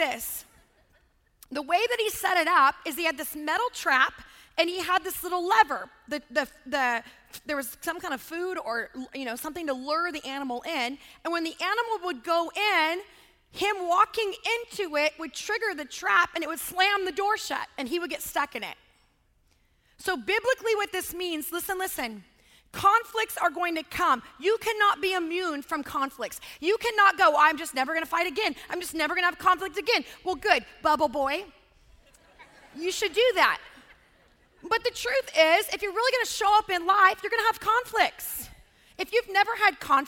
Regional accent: California, United States; also born or lived in Los Angeles, California; I grew up in Lake Tahoe. I went to high school in LA.

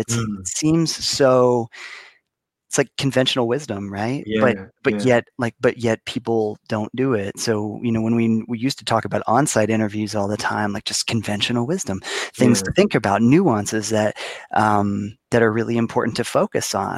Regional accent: Ohio, United States; My home state

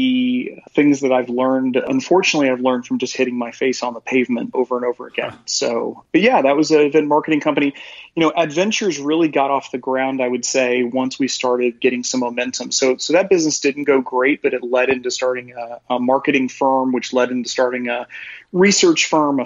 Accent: Joplin, Missouri, United States; also born or lived in Virginia / Columbia, Missouri; I grew up in Joplin, Missouri, and went to school in Virginia

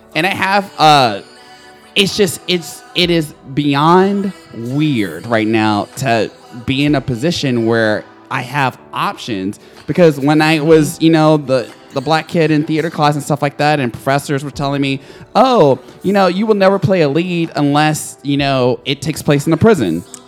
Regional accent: Nashville, Tennessee, United States; I'm from, I was raised in Nashville

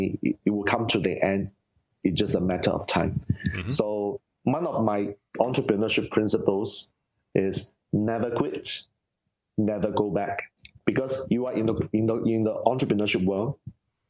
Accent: Singapore; Singapore, I'm from Singapore

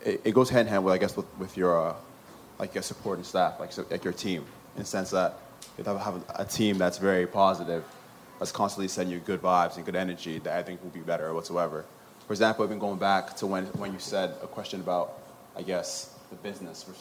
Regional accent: Nigeria; now in Canada; I'm from Nigeria.

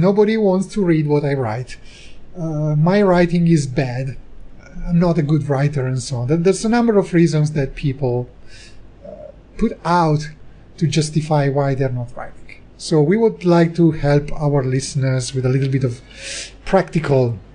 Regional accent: Italy; we're both from Italy, but actually while I live in Italy

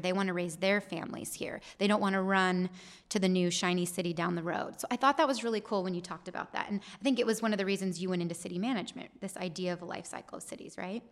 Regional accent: Gilbert, Arizona, United States; I grew up in Gilbert.

